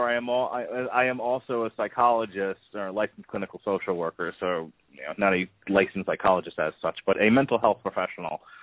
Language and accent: English; New York, United States; now in Tampa, United States; I grew up in New York